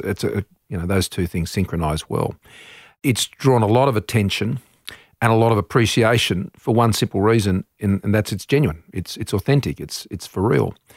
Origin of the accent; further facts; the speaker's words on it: Australia; as an Australian, it's our part of the world.